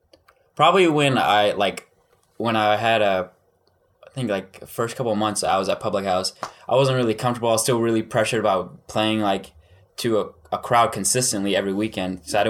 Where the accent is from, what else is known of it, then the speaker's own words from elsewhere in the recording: Denton, Texas, United States; I'm from Denton, Texas.